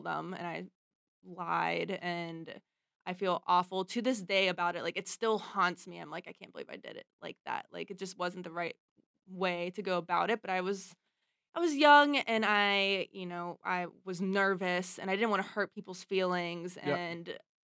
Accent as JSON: {"language": "English", "town": "Pittsburgh", "region": "Pennsylvania", "country": "United States", "tie": "born or raised there", "said": "I grew up in Pittsburgh"}